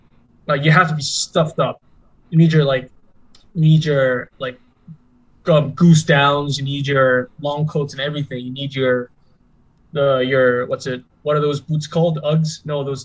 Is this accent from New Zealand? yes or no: no; Nigeria; first language Korean; English is a second language; also born or lived in Korea; well, I was born in Korea, first of all. So I lived there until I was six, and then I moved to Nigeria.